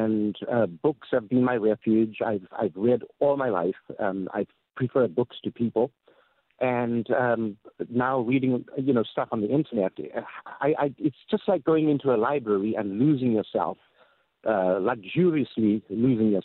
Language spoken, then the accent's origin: English; Zimbabwe; now in Laguna Beach, United States; I'm from Zimbabwe